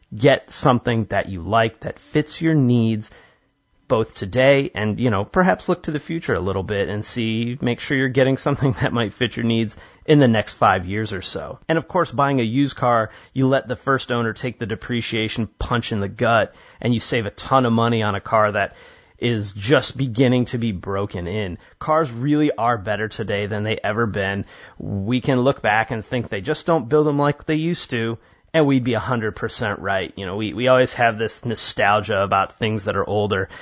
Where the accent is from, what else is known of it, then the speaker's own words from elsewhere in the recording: Illinois, United States; I grew up in Illinois